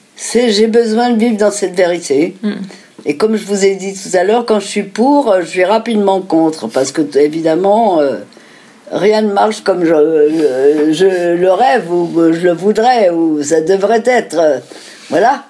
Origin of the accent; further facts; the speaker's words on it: France; nous sommes, nous sommes français, juifs.